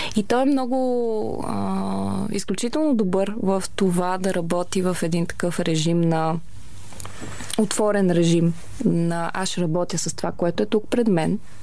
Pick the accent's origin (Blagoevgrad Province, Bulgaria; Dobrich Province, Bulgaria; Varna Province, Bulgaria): Varna Province, Bulgaria; Varna; Аз а, съм от Варна